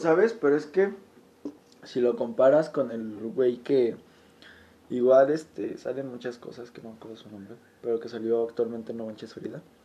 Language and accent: Spanish; Mexico; como mexicano y estando muy adentro de la cultura